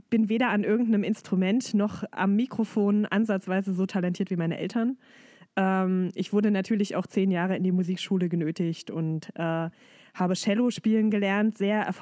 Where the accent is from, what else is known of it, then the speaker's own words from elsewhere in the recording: Dessau, Saxony-Anhalt, Germany; Das ist meine Heimatstadt. Und ähm, es gab damals eben nicht so viele Möglichkeiten, Gesangsunterricht zu nehmen.